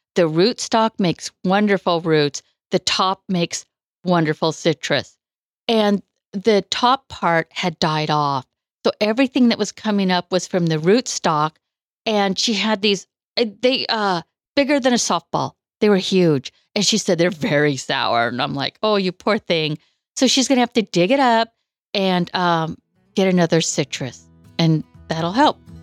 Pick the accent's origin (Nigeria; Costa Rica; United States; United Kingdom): United States; Woodland, California; moved away as an adult; also born or lived in Bay Area, California; now in Colusa, United States; I was born in the Bay Area, but grew up in Woodland.